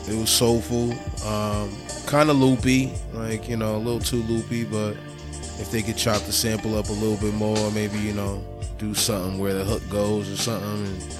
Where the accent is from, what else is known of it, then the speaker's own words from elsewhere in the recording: Boston, Massachusetts, United States; I'm from Roxbury, but, you know, by way of Africa, half Liberian, half Nigerian.